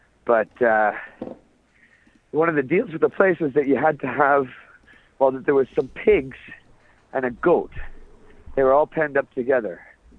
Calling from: Tokyo, Japan; I'm a caller from Japan, and shout outs to Shank and Johnny from Got Faded. … In Tokyo.

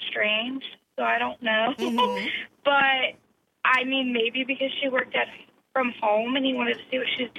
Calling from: Somerville, Massachusetts, United States; I'm from Somerville.

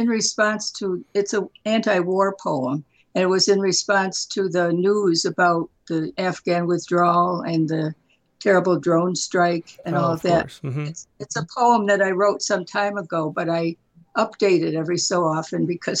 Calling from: Redlands, California, United States; From Redlands.

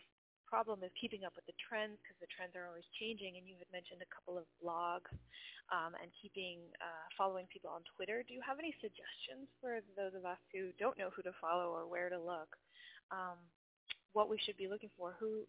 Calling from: Oshkosh, Wisconsin, United States; Yeah, so this is … again, and I'm coming from Oshkosh, Wisconsin.

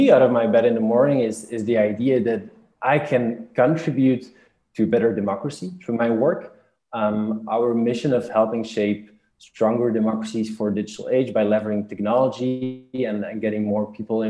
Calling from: Brussels, Brussels-Capital Region, Belgium; I'm calling from Brussels here.

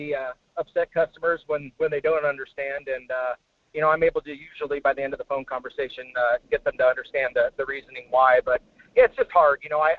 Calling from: Homer, Alaska, United States; This is … at Homer.

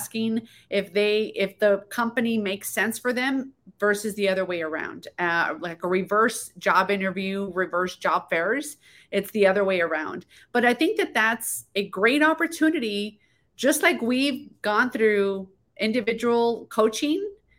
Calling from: El Paso, Texas, United States; I am in El Paso, Texas, far west Texas.

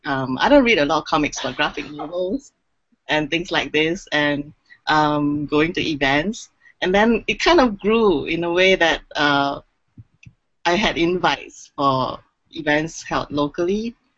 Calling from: Singapore; I'm calling in from Singapore, actually

